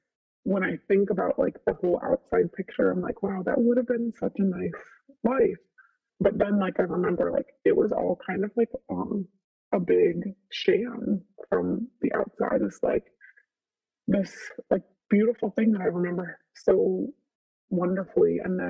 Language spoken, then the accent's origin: English; Elmira, New York, United States; Elmira, New York.